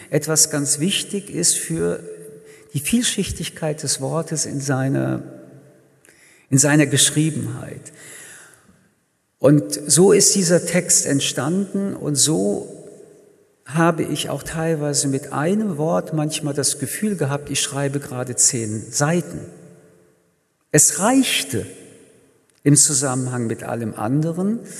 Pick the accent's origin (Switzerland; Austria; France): France; Paris, Île-de-France; Ich komme, wie gesagt, aus Paris